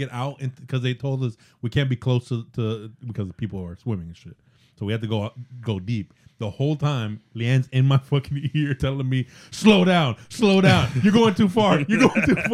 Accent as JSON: {"language": "English", "region": "Florida", "country": "United States", "said": "I'm from Florida"}